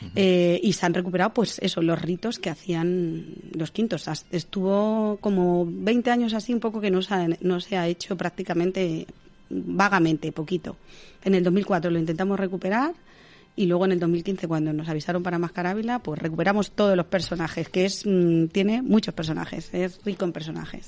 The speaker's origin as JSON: {"language": "Spanish", "town": "Navalacruz", "region": "Castile and León", "country": "Spain", "said": "De Navalacruz"}